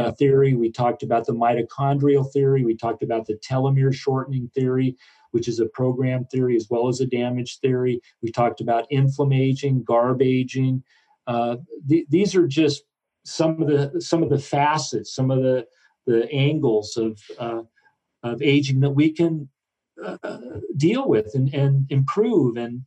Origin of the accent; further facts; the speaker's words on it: Southern Oregon, United States; I grew up in Southern Oregon